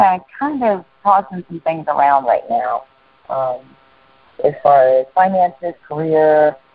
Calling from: North Carolina, United States; North Carolina.

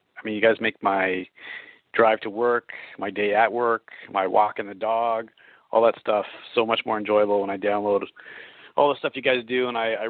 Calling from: Toronto, Ontario, Canada; I'm calling from Toronto, Canada.

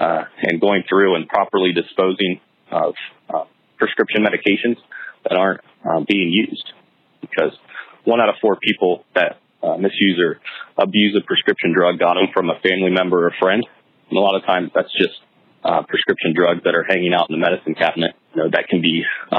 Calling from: Columbus, Ohio, United States; I'm calling from Columbus, Ohio.

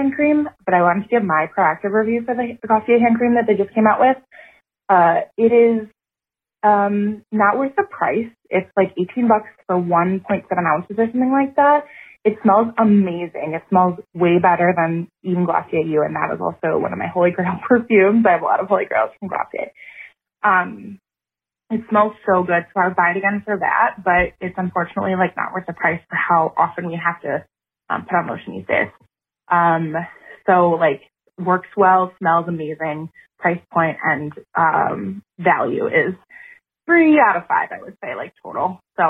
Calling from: Wisconsin, United States; I'm a listener from Wisconsin.

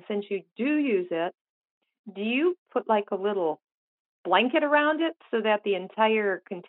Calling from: Kalamazoo, Michigan, United States; I'm from Kalamazoo, Michigan.

